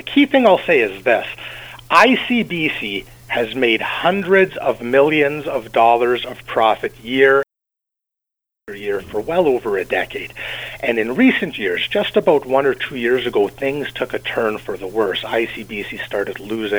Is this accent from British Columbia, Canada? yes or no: yes; British Columbia, Canada; me as a British Columbian